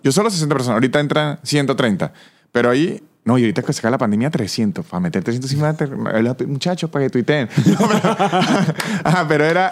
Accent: San Cristóbal, Táchira, Venezuela; moved away as an adult; also born or lived in Mexico; now in Argentina; yo soy de San Cristóbal

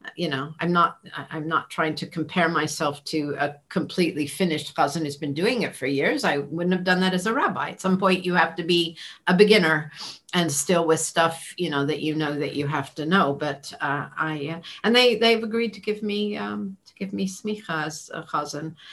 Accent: Los Angeles, Santa Clara, California, United States; now in England; we moved from Los Angeles to Santa Clara, California

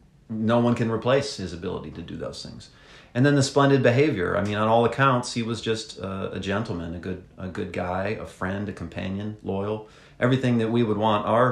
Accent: Pontiac, Michigan, United States; moved away; I'm from Pontiac, Michigan, you know, the Yak, as they call it up in the Detroit area. That's right. I mean, I grew up on city streets and pavement and that kind of thing.

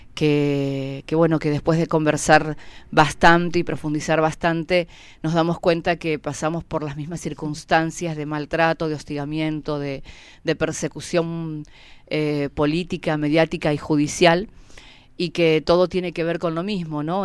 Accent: Pu Lof en Resistencia Cushamen, Chubut, Argentina; vengo de Pulov Resistencia Cusamen

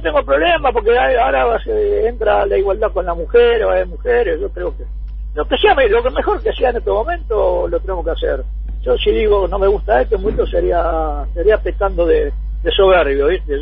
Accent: Argentina; como argentino

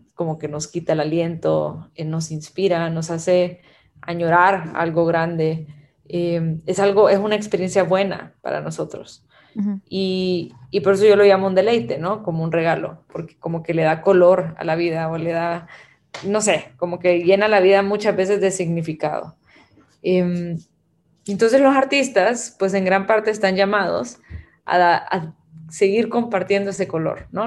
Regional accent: Guatemala; also born or lived in Abu Dhabi; now in El Salvador; nací en Guatemala, pero vivo en El Salvador

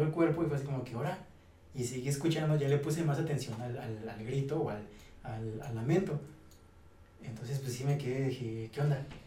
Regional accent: Mexico City, Mexico; moved away as an adult; also born or lived in Hidalgo; yo viví en el DF, yo soy del DF, yo viví 17 años en Iztapalapa

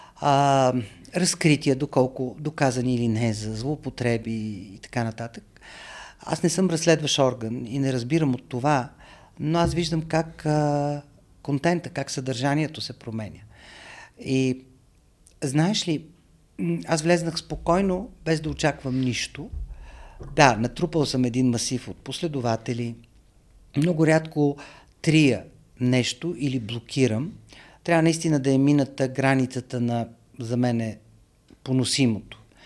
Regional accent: Sofia, Sofia City, Bulgaria; moved away as an adult; also born or lived in New York; Аз съм роден, израснал в София, много обичам този град

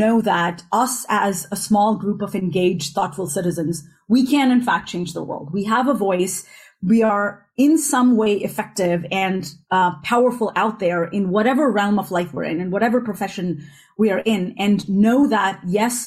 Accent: northern India, India; also born or lived in United States; now in Europe; growing up in India, in northern India, and then living a bulk of my life in the United States and now in Europe

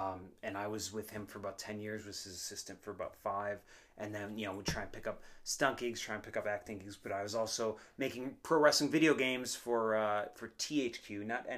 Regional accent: United States; moved away as an adult; also born or lived in Minneapolis / Osaka; now in Tokyo, Japan; currently a actor here in Tokyo along with my buddy JJ, and I'm an American. I'm about 40 years old, give or take a couple months

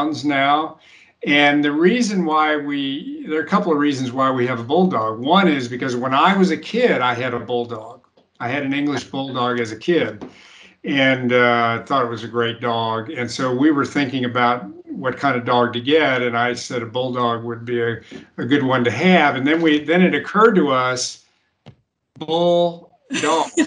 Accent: United States; I was the only American.

